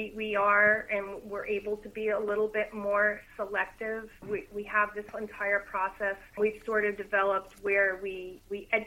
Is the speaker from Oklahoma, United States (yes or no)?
no; Morris County, New Jersey, United States; moved away as an adult; also born or lived in Virginia; now in Monmouth County, New Jersey, United States; I grew up in Morris County